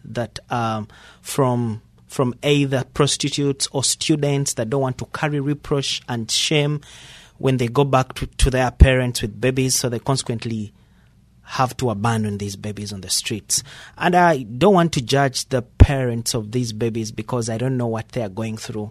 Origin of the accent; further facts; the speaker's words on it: Kampala, Central Region, Uganda; I am born and raised in Gaba, Kampala, where Africa Renewal Ministries is located.